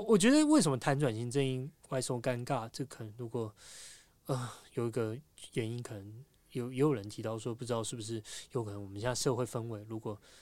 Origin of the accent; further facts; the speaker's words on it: Taiwan; 我们都是台湾人